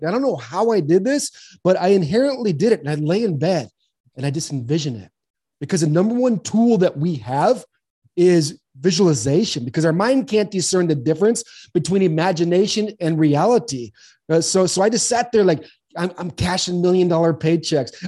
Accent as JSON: {"language": "English", "region": "Southern California", "country": "United States", "tie": "born or raised there", "moved": "yes", "lives_now": "Arizona, United States", "said": "I grew up in Southern California"}